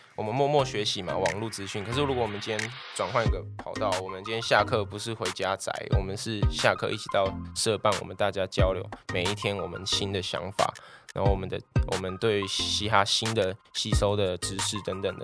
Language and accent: Chinese; Taichung, Taiwan; also born or lived in Kaohsiung; 我是台中人对，对，对。然后二十一岁，然后我们家餐厅是开在那个敬德北路，就是在台，台体一中那附近嗯哼。然后我们家餐厅开二十八年，叫做庆彩